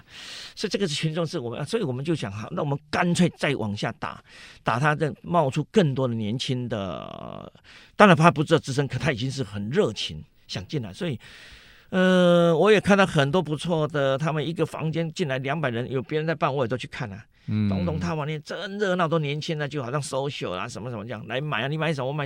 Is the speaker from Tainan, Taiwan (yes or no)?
yes; Tainan, Taiwan; now in Taipei, Taiwan; 我台南人，我台南人，我回不去啊，我这一直在台北啊，